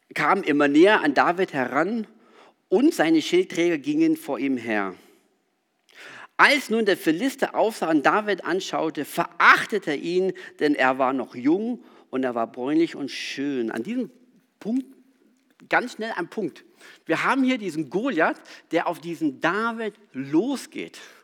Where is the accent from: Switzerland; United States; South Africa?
South Africa; moved away; Ich bin in Südafrika aufgewachsen